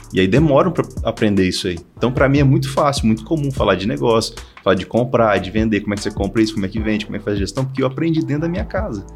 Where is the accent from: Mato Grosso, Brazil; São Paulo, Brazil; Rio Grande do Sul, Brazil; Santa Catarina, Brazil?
Mato Grosso, Brazil; moved away as an adult; eu sou do Mato Grosso